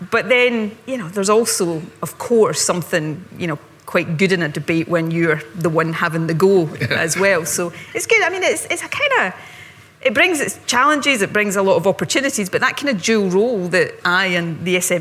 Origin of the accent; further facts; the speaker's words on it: Ayrshire, Scotland, United Kingdom; also born or lived in Glasgow; where I grew up in Ayrshire